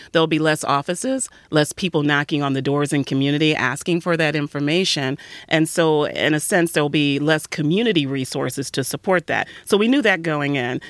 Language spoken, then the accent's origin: English; Detroit, Michigan, United States; I'm also a native Detroiter, and, uh, grew up right on the west side of Detroit